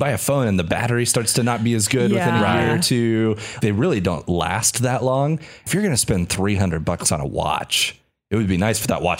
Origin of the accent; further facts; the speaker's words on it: Kansas, United States; moved away; I'm originally from Kansas.